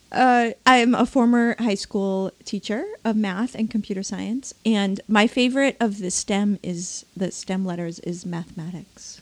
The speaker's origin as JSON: {"language": "English", "region": "Maine", "country": "United States", "said": "I'm from Maine"}